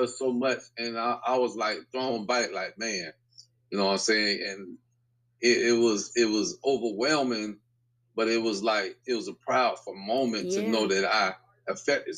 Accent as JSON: {"language": "English", "town": "Tampa", "region": "Florida", "country": "United States", "tie": "born or raised there", "said": "I grew up here in Tampa. I'm 52 years old. I grew up here in Tampa. I grew up in Tampa Park."}